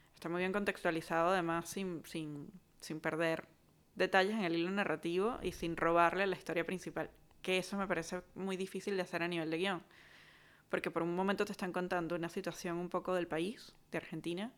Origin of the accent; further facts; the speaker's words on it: Caracas, Capital District, Venezuela; todos los que somos de Caracas